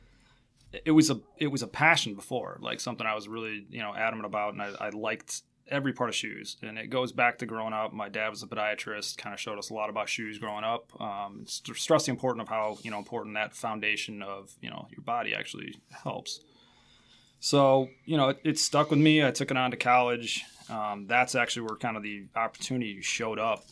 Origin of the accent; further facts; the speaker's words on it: Belvidere, Illinois, United States; moved away as an adult; also born or lived in Ames, Iowa / Des Moines, Iowa / Madison, Wisconsin; now in Stevens Point, United States; I'm actually from Belvidere, Illinois, which is outside of Rockford.